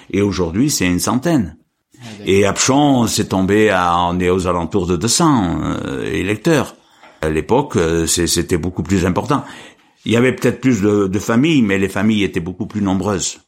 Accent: Apchon, Auvergne-Rhône-Alpes, France; also born or lived in Marchastel / Saint-Hippolyte; je suis né en 50 dans la commune de Machastel. En 55, je suis venu au pont d'Apchon.

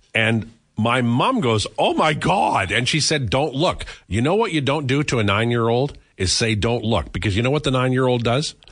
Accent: Saskatchewan, Canada; moved away; growing up in Saskatchewan, the, the hippie movement didn't get there for three years

